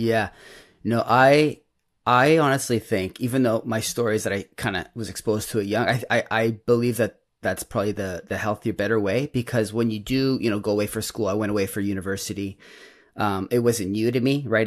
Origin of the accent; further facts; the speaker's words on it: Toronto, Ontario, Canada; I'm from Toronto, um, Toronto, Canada